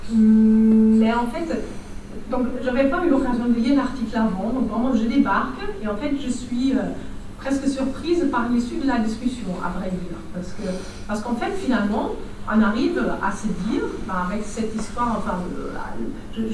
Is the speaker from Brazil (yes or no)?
yes; Brazil; moved away as an adult; now in France; du contexte du Brésil, là d'où je viens, enfin, je suis arrivée il n'y a pas très très longtemps